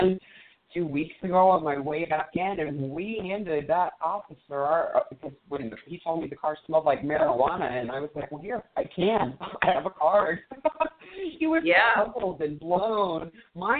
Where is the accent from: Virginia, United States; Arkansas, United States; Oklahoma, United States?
Oklahoma, United States; moved away; also born or lived in New Mexico / Colorado; I just came from Oklahoma, which is my home state.